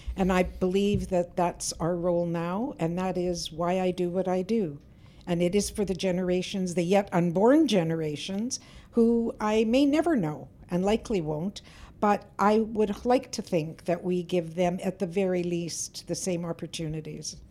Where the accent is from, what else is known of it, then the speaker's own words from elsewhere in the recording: Winnipeg, Manitoba, Canada; I grew up in Winnipeg's North End